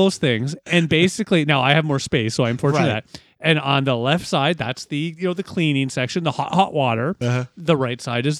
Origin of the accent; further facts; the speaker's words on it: London, Ontario, Canada; I'm from London, Ontario.